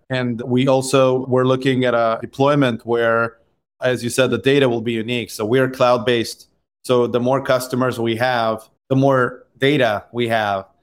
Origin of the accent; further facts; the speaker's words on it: Israel; I grew up in Israel